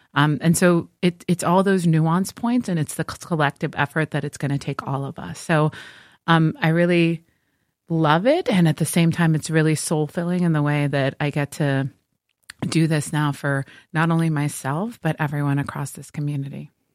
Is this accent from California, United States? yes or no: no; Miami, Florida, United States; also born or lived in Puerto Rico; I was born in Puerto Rico, Um, and we moved to Miami when I was two